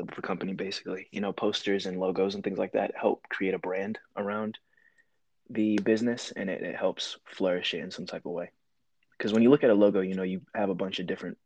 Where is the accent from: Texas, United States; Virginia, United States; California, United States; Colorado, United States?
Virginia, United States; Lynchburg; I am from Lynchburg, Virginia, right here.